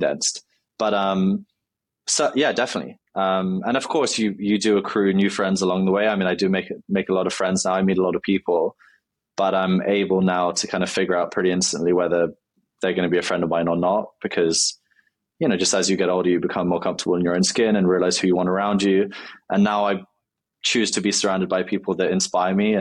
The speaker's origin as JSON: {"language": "English", "region": "London", "country": "United Kingdom", "tie": "born or raised there", "said": "I grew up in London"}